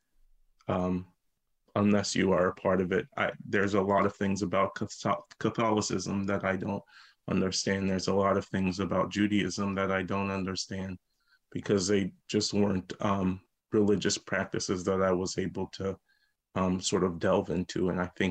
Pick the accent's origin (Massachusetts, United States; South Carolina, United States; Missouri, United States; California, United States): South Carolina, United States; Lincolnville; moved away; I grew up in a small town called Lincolnville, South Carolina. It's right outside Charleston.